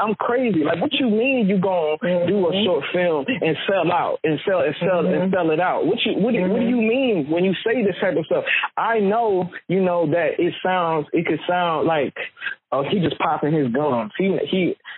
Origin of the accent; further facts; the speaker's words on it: Newport News, Virginia, United States; Newport News, I was born in Newport News